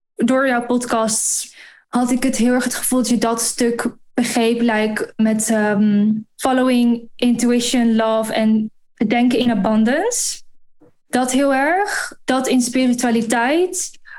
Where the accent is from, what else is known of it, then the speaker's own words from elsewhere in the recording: Gorssel, Gelderland, Netherlands; moved away as an adult; also born or lived in London, United Kingdom; now in Dubai, United Arab Emirates; Ik kom uit een dorpje in het oosten van Nederland. Gorsel heet dat